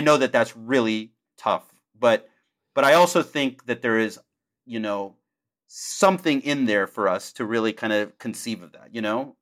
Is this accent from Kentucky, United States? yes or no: no; Houston, Texas, United States; I grew up in Houston, and I grew up, you know, upper middle class